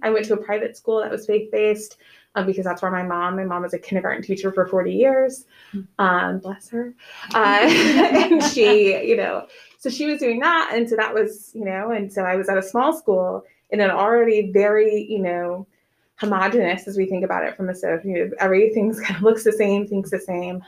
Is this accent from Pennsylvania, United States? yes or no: no; Nebraska, United States; moved away as an adult; now in Macon, United States; I was born and raised in Nebraska. We did not move around